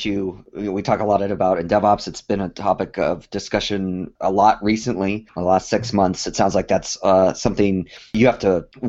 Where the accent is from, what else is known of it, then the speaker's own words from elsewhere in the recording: Colorado, United States; I grew up in Colorado